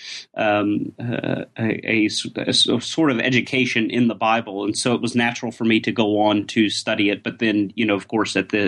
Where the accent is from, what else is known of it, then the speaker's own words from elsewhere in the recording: Atlanta, Georgia, United States; moved away as an adult; also born or lived in Oxford, United Kingdom; now in Göttingen, Germany; Georgia is my hometown, by the way, Atlanta, Atlanta, Georgia